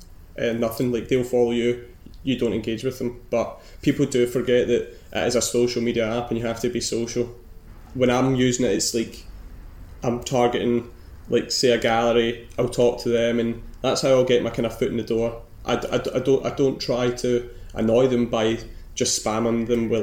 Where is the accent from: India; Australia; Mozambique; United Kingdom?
United Kingdom; Girvan, Scotland; moved away as an adult; also born or lived in Aberdeen; now in Glasgow, United Kingdom; I'm not from Glasgow. I'm from a wee fishing village, maybe like an hour and a half away from here